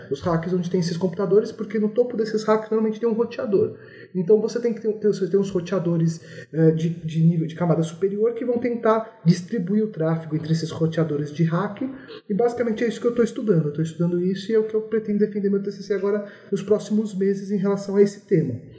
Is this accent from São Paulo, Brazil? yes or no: yes; São Paulo, Brazil; sou natural da cidade de São Paulo, né? Sou aqui de São Paulo